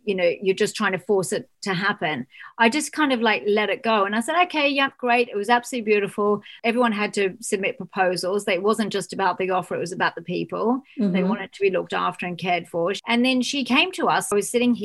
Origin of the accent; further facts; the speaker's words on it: Australia; now in United Kingdom; I'm Australian